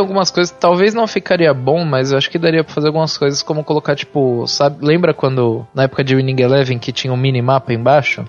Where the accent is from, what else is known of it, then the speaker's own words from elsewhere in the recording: Brazil; A gente é brasileiro